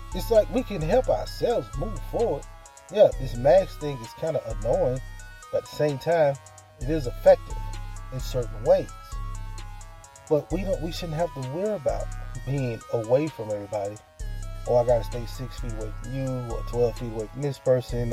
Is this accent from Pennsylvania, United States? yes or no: no; Mississippi, United States; moved away; live down here in my home state, in my hometown